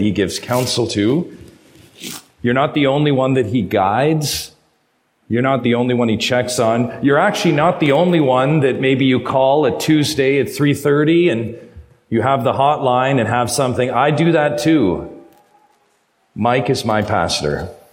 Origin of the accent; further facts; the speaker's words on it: Ontario, Canada; I'm from Ontario. I know that I'm from a long ways away